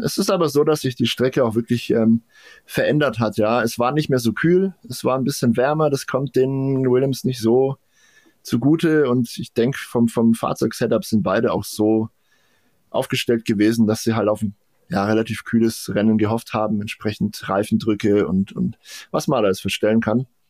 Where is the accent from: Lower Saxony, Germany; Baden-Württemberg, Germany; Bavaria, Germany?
Bavaria, Germany; Franconia; wie man bei uns in Franken sagt